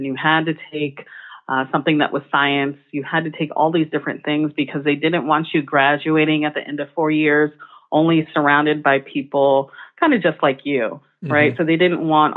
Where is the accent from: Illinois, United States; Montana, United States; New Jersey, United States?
New Jersey, United States; moved away as an adult; also born or lived in the South; now in Chicago, United States; I'm from New Jersey, came back to New Jersey, and I happened to attend a public school down the street